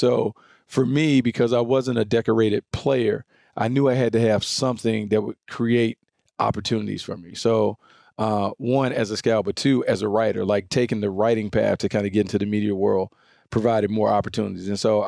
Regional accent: the South, United States; So, but you guys know I'm from the South.

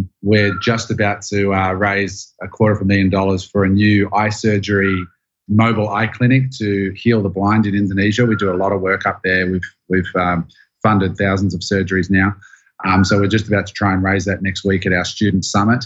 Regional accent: Queanbeyan, New South Wales, Australia; now in Gold Coast, Australia; In Australia, in a town called Queanbeyan, which is a little town outside of Canberra, which is also a little small town.

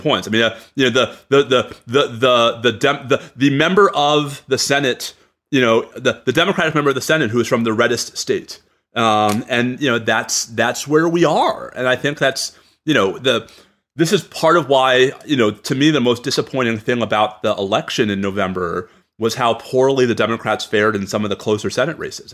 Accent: New York, United States; I'm a New Yorker

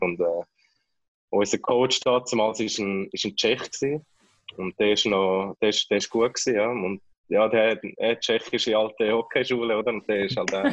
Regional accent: Kloten, Zurich, Switzerland; moved away; als Klotner und als Kloten-Fan

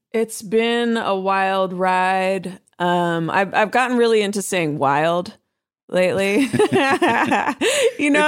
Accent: Oakland, California, United States; I'm from Oakland, I'm from the Bay Area

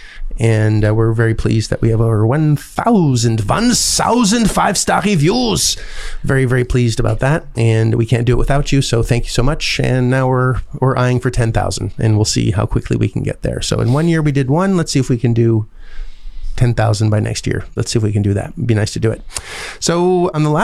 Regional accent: Canada; I'm Canadian

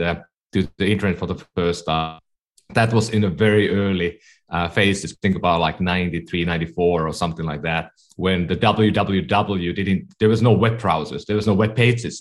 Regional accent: Finland; English is a second language; moved away as an adult; now in California, United States; I'm from Finland. That's why I speak at times funny. I've been living in California for 15 years

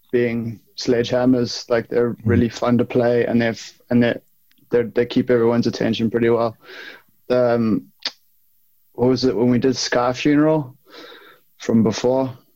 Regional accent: South Africa; also born or lived in Derry, United Kingdom; now in Laois, Ireland; I was born. I was born in Derry, but I grew up in South Africa.

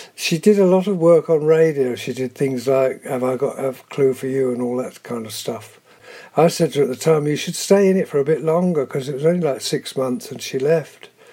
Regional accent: Cambridgeshire, East of England, United Kingdom; born or raised there; also born or lived in London

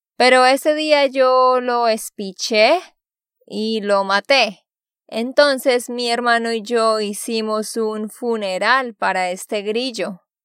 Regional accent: Vado Real, Santander, Colombia; moved away; also born or lived in Barranquilla; Yo soy de allá porque allá me crié

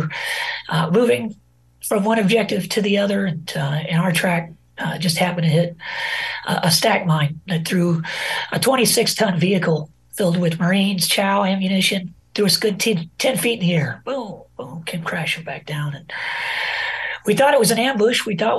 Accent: Rogers, Arkansas, United States; So I enlisted out of my hometown here in Rogers, Arkansas, back in 2003 at the onset of the war.

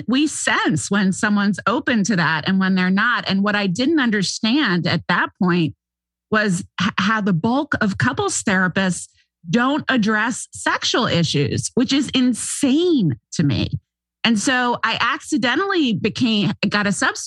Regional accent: St. Simons Island, Georgia, United States; also born or lived in Manhattan, New York / Chicago / Los Angeles; now in California, United States; To a little island off the southeast coast of Georgia where Atlanteans go to vacation called St. Simon's Island, Sea Island. So that's where I grew up

